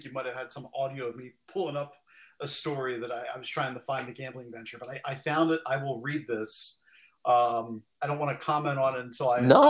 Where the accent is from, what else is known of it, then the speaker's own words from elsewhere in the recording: Wilmington, Delaware, United States; based right in my hometown here in Wilmington, Delaware.